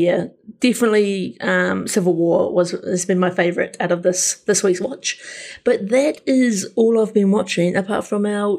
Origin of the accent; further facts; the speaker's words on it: New Zealand; as a Kiwi